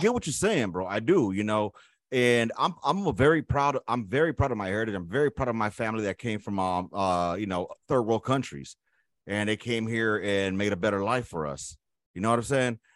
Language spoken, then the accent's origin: English; United States; I'm an American of Latino or Hispanic descent